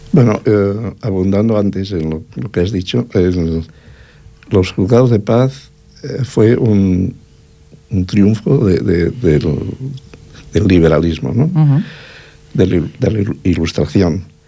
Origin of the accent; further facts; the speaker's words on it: Cerdanya, Catalonia, Spain; yo soy hijo de la Cerdaña